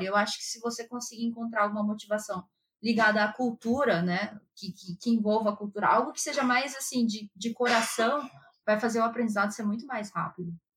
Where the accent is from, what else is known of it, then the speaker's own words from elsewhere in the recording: Brazil; first language Japanese; moved away as an adult; now in Japan; Só que o japonês que a gente usa lá no Brasil, ele já tá bem defasado